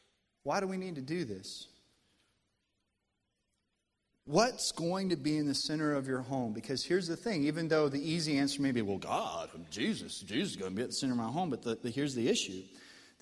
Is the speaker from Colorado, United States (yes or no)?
yes; Colorado, United States; moved away as an adult; also born or lived in central Arkansas; now in Arkansas, United States; born and raised in Colorado